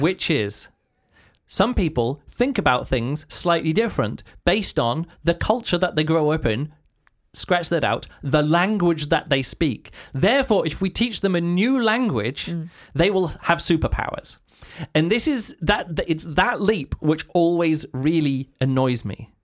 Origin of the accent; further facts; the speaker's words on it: England, United Kingdom; I'm English